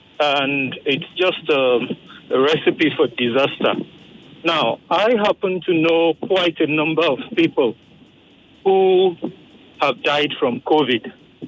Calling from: Ojodu, Lagos, Nigeria; Yeah, I'm calling from Ojodu.

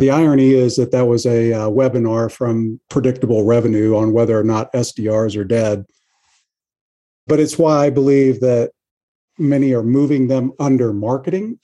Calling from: Kansas City, Missouri, United States; I'm also calling from Kansas City.

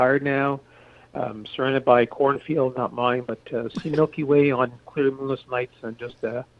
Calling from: South Mountain, Ontario, Canada; Yeah, I live in South Mountain, Ontario, and that's about 30 miles south of Ottawa.

